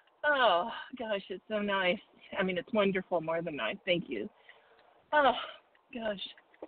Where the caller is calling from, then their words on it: Arizona, United States; in Arizona.